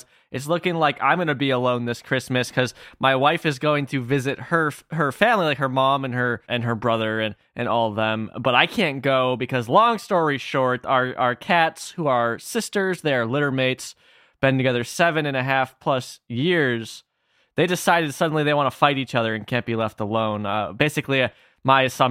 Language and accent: English; Illinois, United States; born or raised there